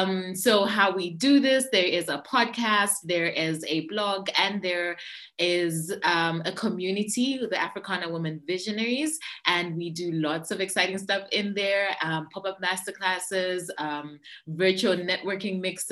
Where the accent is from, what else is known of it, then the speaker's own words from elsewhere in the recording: Zambia; I'm from Zambia